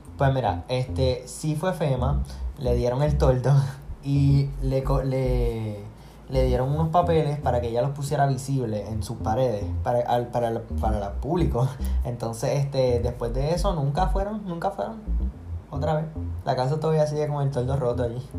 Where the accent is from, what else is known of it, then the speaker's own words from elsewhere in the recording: Puerto Rico; mi pueblo, en Macao